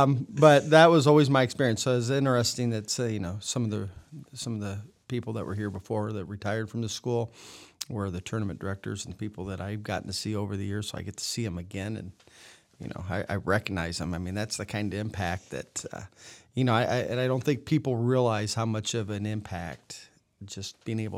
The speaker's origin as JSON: {"language": "English", "town": "West Unity", "region": "Ohio", "country": "United States", "tie": "born or raised there", "said": "Yeah. I grew up in West Unity, Ohio, 15, 20 miles from here."}